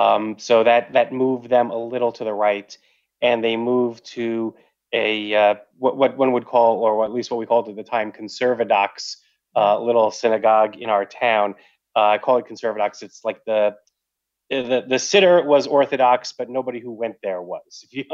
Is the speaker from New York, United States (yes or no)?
yes; Long Island, New York, United States; Because my mother was from New England. I'm from Long Island.